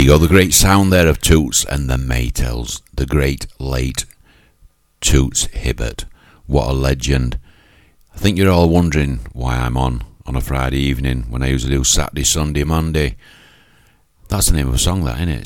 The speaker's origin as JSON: {"language": "English", "region": "Yorkshire and the Humber", "country": "United Kingdom", "accent": "Yorkshire", "said": "It's my Yorkshire accent"}